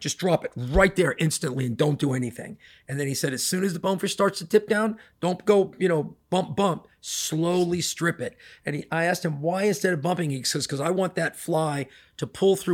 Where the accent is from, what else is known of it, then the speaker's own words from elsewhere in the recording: Miami Springs, Florida, United States; I actually grew up in Miami Springs.